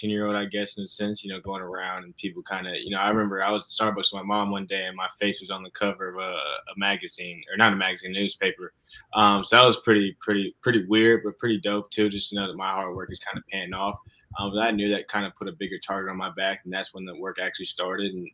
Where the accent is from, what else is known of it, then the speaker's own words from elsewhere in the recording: Gwinnett County, Georgia, United States; now in the Carolinas, United States; I'm originally from Georgia.